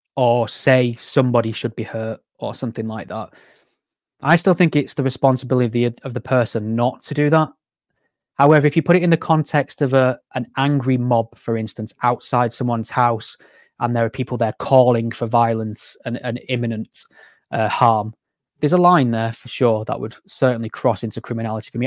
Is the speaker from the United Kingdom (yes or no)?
yes; Greater Manchester, North West England, United Kingdom; I'm from Greater Manchester, so I'm very close to the sort of, you know, hotspot areas